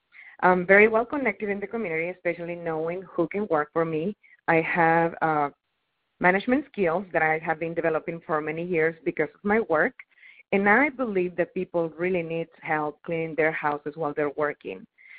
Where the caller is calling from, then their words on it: Austin, Texas, United States; I'm calling from Austin, Texas.